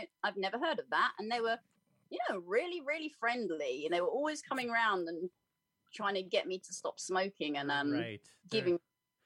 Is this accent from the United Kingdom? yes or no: yes; United Kingdom; also born or lived in Vancouver, Canada; I was born in a little place near London, like on the outskirts, and actually moved out to Canada, Vancouver, when I was about two.